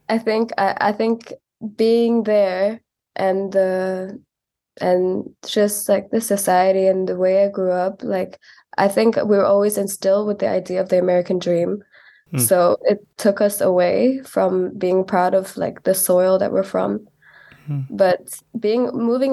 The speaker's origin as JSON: {"language": "English", "region": "Kampong Cham", "country": "Cambodia", "tie": "born or raised there", "also_born_or_lived": "Phnom Penh", "moved": "yes", "said": "I'm from Kapong Cham. I've lived in Phnom Penh most of my life. But mostly ground in Kapong Cham."}